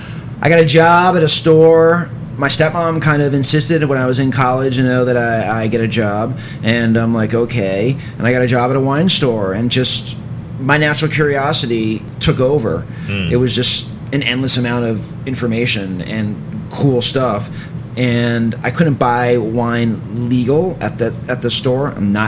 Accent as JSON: {"language": "English", "town": "New York City", "region": "New York", "country": "United States", "tie": "born or raised there", "said": "Yup. So, you know, it was very neighborhoody, very bland, very kind of a boring part of New York City."}